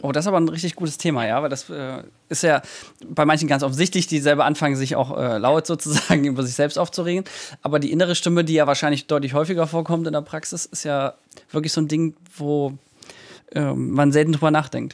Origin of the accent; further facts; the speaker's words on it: Mühlhausen, Germany; in meiner Heimatstadt